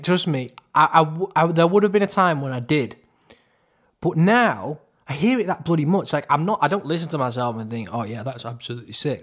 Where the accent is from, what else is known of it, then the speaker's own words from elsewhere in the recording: Crewe, North West England, United Kingdom; moved away; also born or lived in Manchester; we're both from Crewe originally